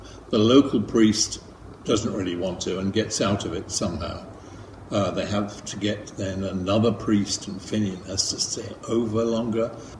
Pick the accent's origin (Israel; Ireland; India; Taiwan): Ireland; moved away as an adult; now in London, United Kingdom; I grew up in Ireland until I came over to England to go to art college. So people in England often think I'm Irish and people in Ireland think I'm English. So I've settled for London Irish.